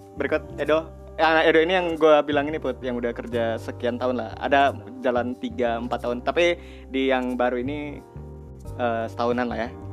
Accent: Sumatra, Indonesia; kita orang Sumatera semua

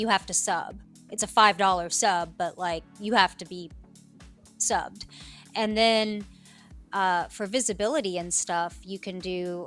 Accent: Appalachia, United States; born or raised there; also born or lived in New Delhi, India

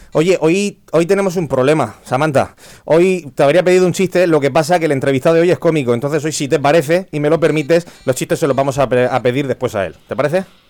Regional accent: Vega Baja, Valencian Community, Spain

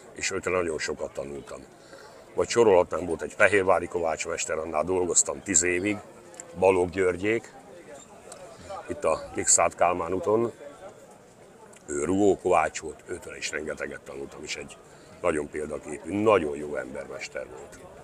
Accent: Csókakő, Fejér, Hungary; Ott születtem, ott is nevelkedtem, és mai napig is ott

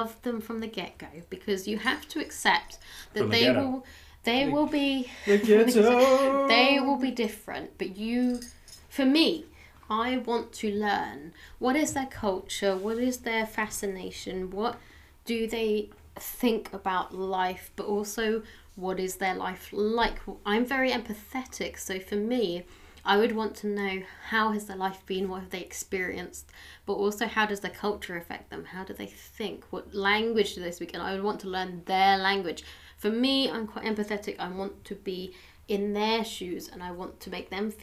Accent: England, United Kingdom; now in Cornwall, United Kingdom; I'm English.

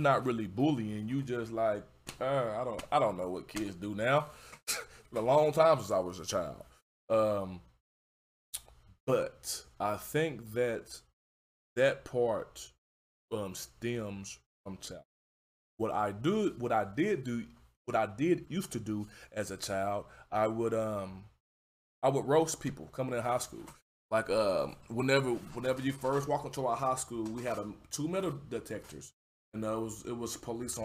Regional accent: Houston, Texas, United States; I come from Houston, Texas. I come from third world, not a third world country. I come from third ward

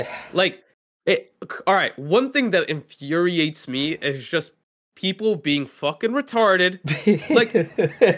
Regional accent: United States; we're American.

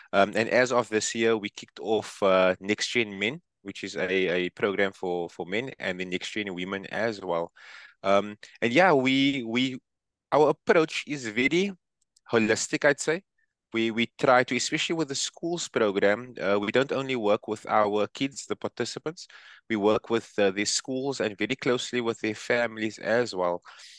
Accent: Cape Town, Western Cape, South Africa; from Cape Town, South Africa.

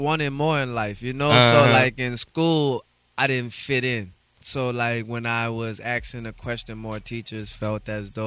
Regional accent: New Orleans, Louisiana, United States; born or raised there

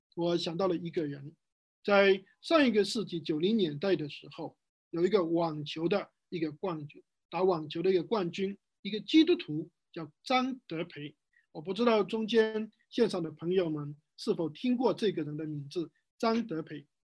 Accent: Wenzhou, Zhejiang, China; 在我们温州这边

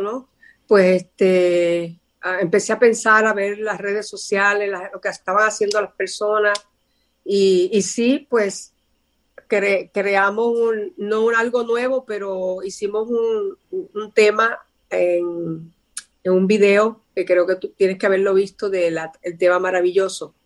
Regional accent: San Sebastián, Puerto Rico; soy del pueblo de San Sebastián en Puerto Rico y desde pequeñita me subía a los árboles a cantar

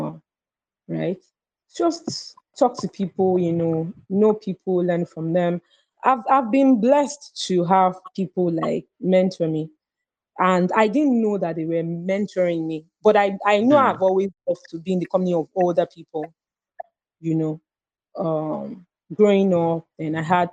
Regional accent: Lagos, Nigeria; I was born in Lagos and, you know, I grew up here.

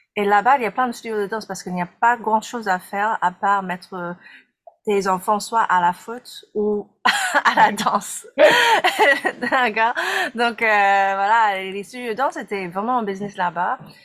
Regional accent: United States; je suis américaine

